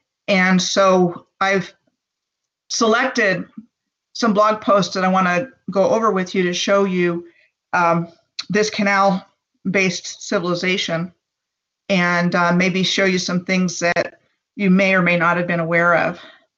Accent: Gaithersburg, Maryland, United States; I'm 57. I was born in July of 1963 outside of Washington in Montgomery County, Maryland. So I grew up in the Gaithersburg-Rockville area, and I was there through joining the Army in 82.

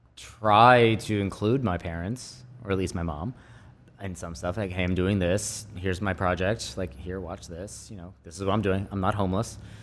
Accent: United States; also born or lived in New York; now in California, United States; I'm American

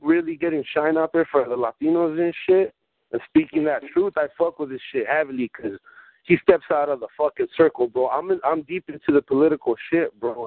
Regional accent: Watsonville, California, United States; born or raised there; first language Spanish; English is a second language; also born or lived in Guadalajara, Mexico

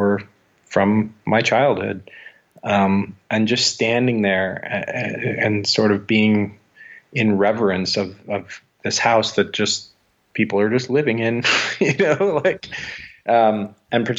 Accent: Los Angeles, California, United States; moved away as an adult; I moved from Los Angeles, and having lived there my whole life

